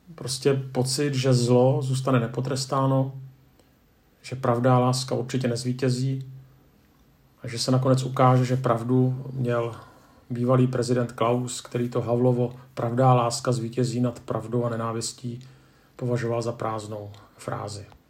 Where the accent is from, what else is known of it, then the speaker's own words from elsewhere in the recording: Czechia; Jako Češi